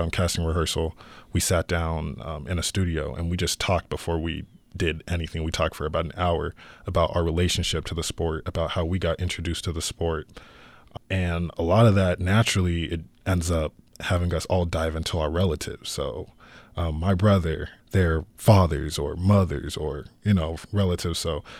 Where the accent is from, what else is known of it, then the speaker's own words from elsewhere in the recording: Chandler, Arizona, United States; I'm the director of The Rematch, and I'm from Chandler, Arizona.